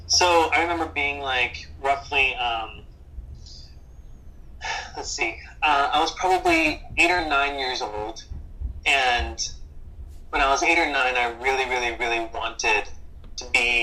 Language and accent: English; Martinsburg, West Virginia, United States; I grew up in Martinsburg, West Virginia, which is in the Eastern Panhandle